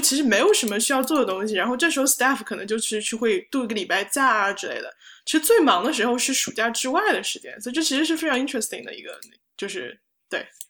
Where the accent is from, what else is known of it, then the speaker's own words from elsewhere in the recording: Hangzhou, Zhejiang, China; moved away as an adult; now in New York, United States; 我是杭州人，然后来美国这边读大学